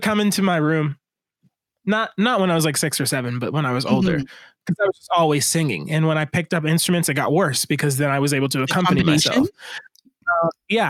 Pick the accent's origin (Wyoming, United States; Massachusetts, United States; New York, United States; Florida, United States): Florida, United States; Miami; I grew up in Miami